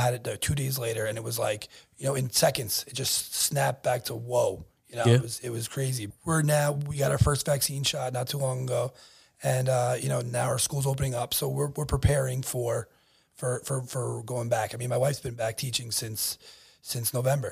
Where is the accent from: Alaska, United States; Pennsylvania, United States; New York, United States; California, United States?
New York, United States; Bellmore; I grew up in Belmore, went to Grand Avenue Middle School